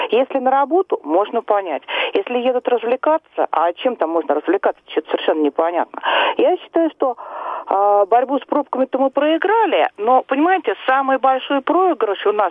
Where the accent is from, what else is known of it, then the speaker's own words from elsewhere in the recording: Moscow, Russia; А вы знаете, я коренная москвичка.